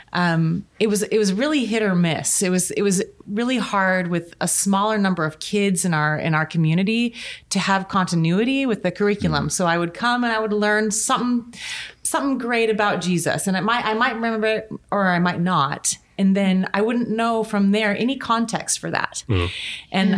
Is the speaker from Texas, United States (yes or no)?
no; Gresham, Oregon, United States; also born or lived in Washington; I grew up in Gresham too.